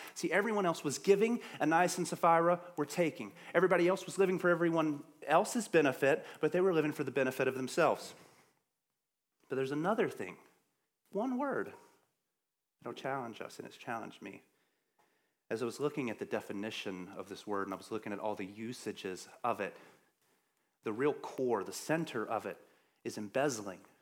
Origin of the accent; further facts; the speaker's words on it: the South, United States; I'm from the South